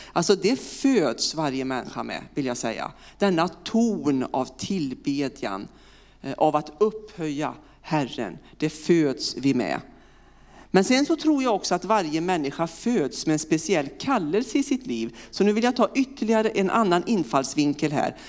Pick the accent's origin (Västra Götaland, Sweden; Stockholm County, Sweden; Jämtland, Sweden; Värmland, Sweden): Västra Götaland, Sweden; Vinninga; accent: västgöte; moved away as an adult; also born or lived in Partille / Uppsala; now in Örkelljunga, Sweden; jag är född och uppvuxen eh, strax utanför Lidköping på ett en liten, ja, samhälle som heter Vinninga.